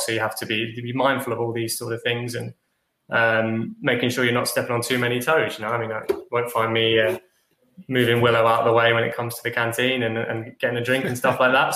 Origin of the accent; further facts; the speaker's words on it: London, United Kingdom; also born or lived in Nottingham; I grew up in London, spent some time in Nottingham, came to London